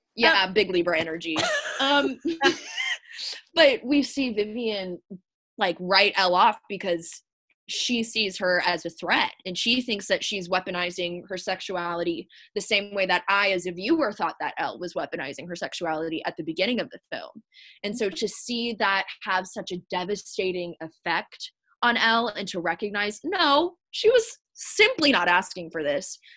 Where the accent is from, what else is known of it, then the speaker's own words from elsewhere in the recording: the South, United States; growing up in the South in a very patriarchal culture.